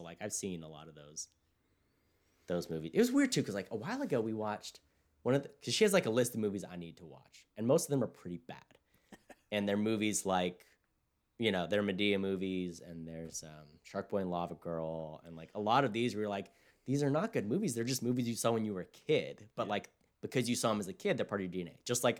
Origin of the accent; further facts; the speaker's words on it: California, United States; And my hometown is very diverse. It's like, it could even split between white, black, and Hispanic.